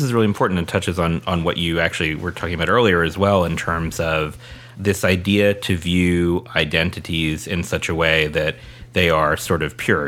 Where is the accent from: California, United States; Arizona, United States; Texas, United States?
California, United States; San Diego; moved away; Jerry and I grew up in San Diego